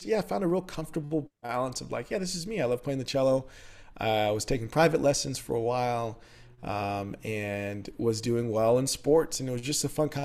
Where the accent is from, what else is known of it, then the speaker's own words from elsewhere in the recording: San Antonio, Texas, United States; moved away as an adult; also born or lived in Dallas, Texas / Houston, Texas; now in Nashville, United States; grew up in San Antonio, Texas